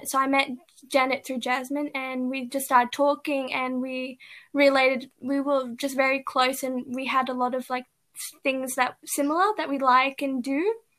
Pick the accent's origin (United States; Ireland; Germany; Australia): Australia; Canberra, Australian Capital Territory; I was born and raised here in Canberra